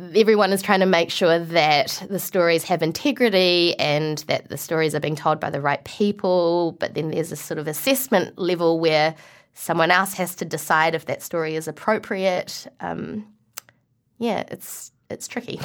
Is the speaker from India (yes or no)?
no; New Zealand; accent: New Zealand; also born or lived in Malaysia; I was able to retain my New Zealand accent